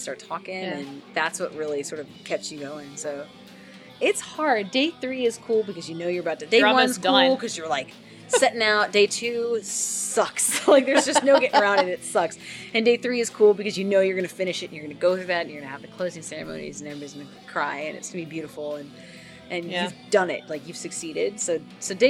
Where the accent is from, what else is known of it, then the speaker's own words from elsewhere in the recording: Virginia, United States; we're from Virginia.